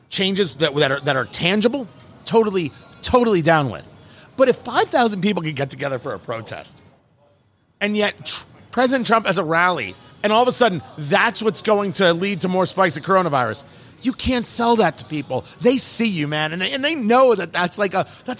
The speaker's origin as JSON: {"language": "English", "region": "New Jersey", "country": "United States", "tie": "born or raised there", "also_born_or_lived": "Brooklyn, New York / Los Angeles / Florida", "moved": "as an adult", "said": "I was born in Brooklyn and I grew up in Jersey"}